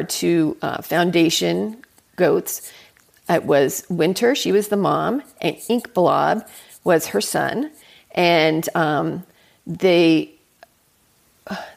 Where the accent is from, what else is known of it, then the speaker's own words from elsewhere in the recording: Los Angeles, California, United States; moved away as an adult; I grew up in Southern California.